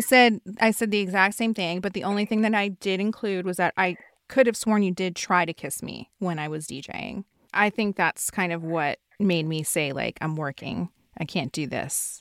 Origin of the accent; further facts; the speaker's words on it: New Jersey, United States; now in Los Angeles, United States; growing up in New Jersey